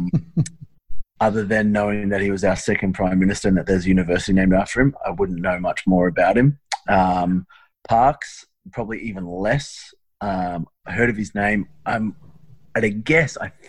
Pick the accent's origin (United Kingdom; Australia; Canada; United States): Australia